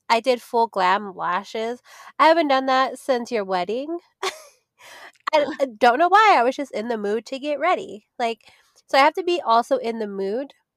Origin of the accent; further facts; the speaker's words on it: Las Vegas, Nevada, United States; I grew up in Vegas, so we used to have mansion parties